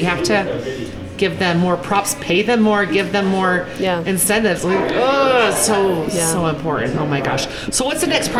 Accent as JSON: {"language": "English", "town": "Santa Barbara", "region": "California", "country": "United States", "tie": "born or raised there", "moved": "yes", "lives_now": "Utah, United States", "said": "I'm born and raised in Santa Barbara."}